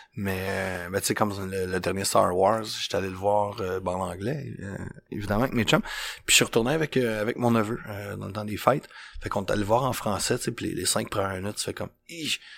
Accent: Joliette, Quebec, Canada; quand j'étais jeune à Joliette

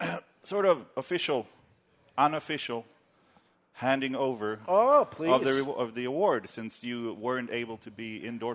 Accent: Sweden; I come from Sweden

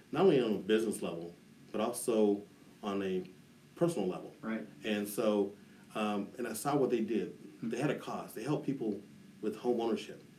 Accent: Denver, Colorado, United States; I'm a native of Denver, Colorado. I grew up in the East Denver Park Hill area.

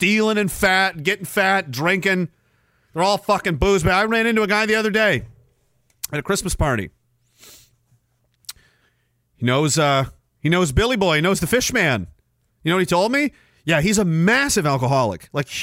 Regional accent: Canada

